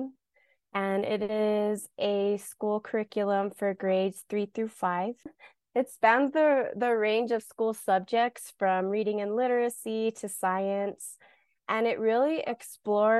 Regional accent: New Mexico, United States; I am from New Mexico for as long as my family remembers, on both sides, my father's and mother's side. This is the land that I know

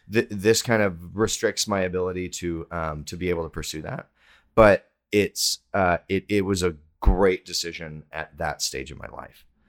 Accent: Texas, United States; I'm from Texas

